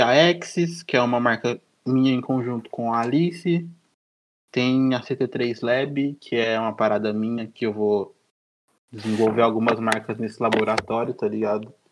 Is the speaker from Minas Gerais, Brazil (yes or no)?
no; São Joaquim da Barra, São Paulo, Brazil; moved away; lá onde eu nasci, lá em São Joaquim da Barra